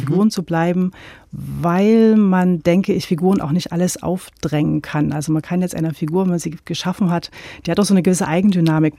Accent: Gera, Thuringia, Germany; now in Leipzig, Germany; ich bin ja in Gera aufgewachsen

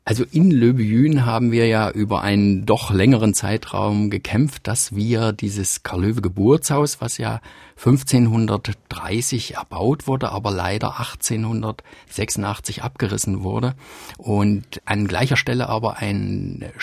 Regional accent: Löbejün, Saxony-Anhalt, Germany; born there; Ich bin in Löbühn geboren. In Löbühn ist ja auch Karl Löwe geboren.

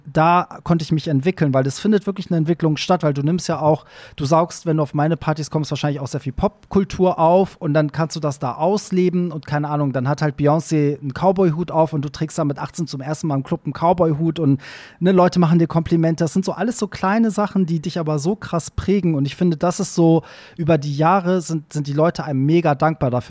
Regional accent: Iran; now in Germany; so, ich als Perser, weißt du so, mach einen Truck und fahre durch diese Stadt, während in meiner, in meiner Heimat würde man mich dafür öffentlich erschießen wahrscheinlich

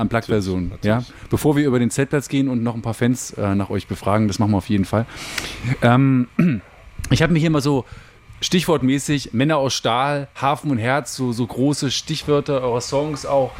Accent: the area around Bitterfeld, Saxony-Anhalt, Germany; ich bin ja hier auch in der Gegend groß geworden

